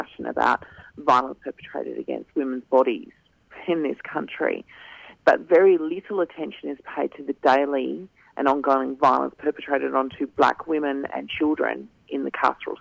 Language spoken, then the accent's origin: English; Kaurna Yerta, South Australia, Australia; I'm a Gunditj Marah woman, born and raised on Kaurna Yerta